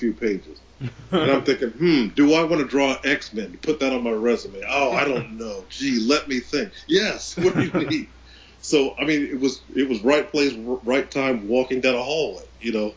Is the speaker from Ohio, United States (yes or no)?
yes; Columbus, Ohio, United States; being born and raised in Columbus, Ohio